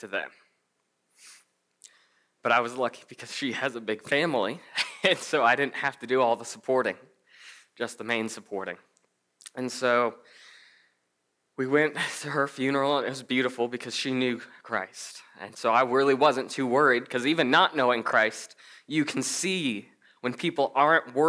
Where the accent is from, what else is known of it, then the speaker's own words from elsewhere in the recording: Colorado, United States; I'm from Colorado, I work at a bank